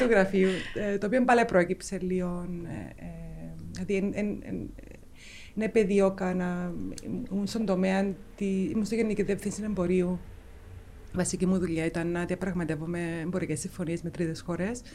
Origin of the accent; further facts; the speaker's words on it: Nicosia, Nicosia District, Cyprus; also born or lived in London, United Kingdom; είμαι λευκοσιάτισσα. Οπότε μεγάλωσα Λευκοσία.